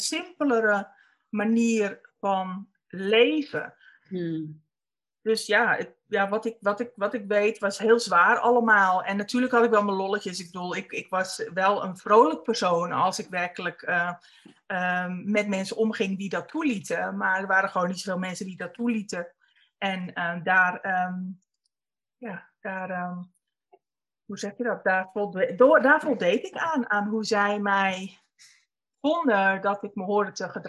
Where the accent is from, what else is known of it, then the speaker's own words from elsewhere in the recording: North Holland, Netherlands; born there; Dat weet ik niet. Dat is of op meer of Spanbroek.